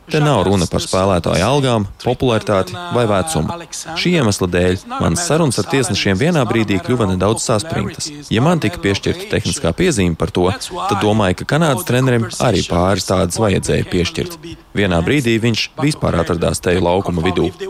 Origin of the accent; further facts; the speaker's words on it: Latvia; Nu, tagad uz mirklīt aizmirstam, ka esam latvieši